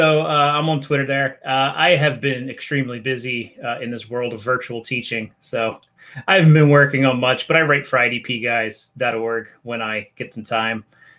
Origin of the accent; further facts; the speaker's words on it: Philadelphia area, Pennsylvania, United States; I'm from the Philly area.